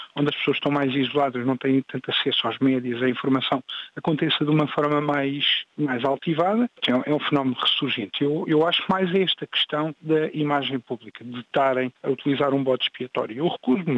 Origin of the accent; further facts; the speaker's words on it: Portugal; now in London, United Kingdom; sou cidadão europeu